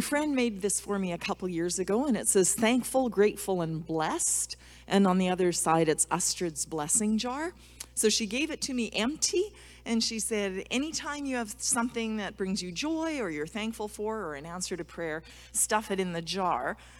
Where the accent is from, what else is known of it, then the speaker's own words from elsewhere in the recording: Alberta, Canada; I'm from Alberta, snow shoveling and cross country skiing